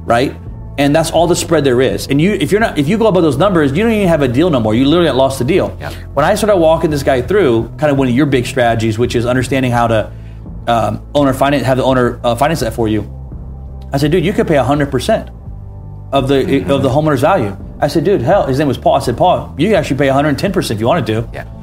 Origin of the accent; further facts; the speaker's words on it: Atlanta, Georgia, United States; my hometown Atlanta